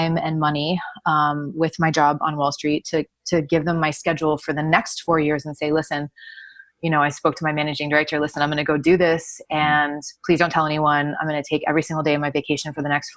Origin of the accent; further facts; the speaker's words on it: Miami, Florida, United States; I grew up in Miami.